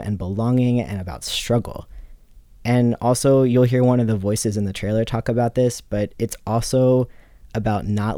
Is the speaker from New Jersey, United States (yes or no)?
no; Virginia Beach, Virginia, United States; I grew up in Virginia Beach, Virginia